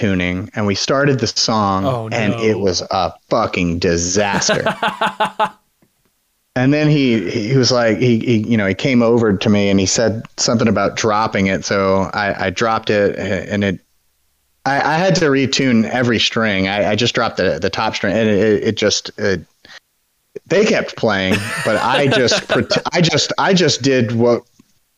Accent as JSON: {"language": "English", "region": "Louisiana", "country": "United States", "said": "I'm from Louisiana."}